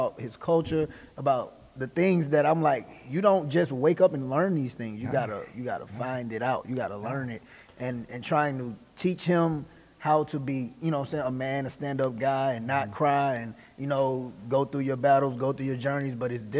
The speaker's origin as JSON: {"language": "English", "town": "Mobile", "region": "Alabama", "country": "United States", "tie": "born or raised there", "said": "growing up in Mobile and growing up in Alabama"}